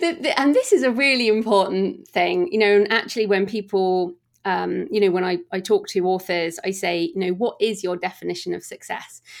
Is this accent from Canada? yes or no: no; United Kingdom; we're all British here